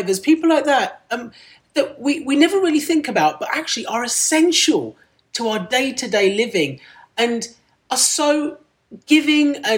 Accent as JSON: {"language": "English", "town": "Medway", "region": "South East England", "country": "United Kingdom", "tie": "born or raised there", "first_language": "Punjabi", "second_language": "English", "moved": "as an adult", "lives_now": "London, United Kingdom", "said": "I grew up in Kent, in Medway, in Kent"}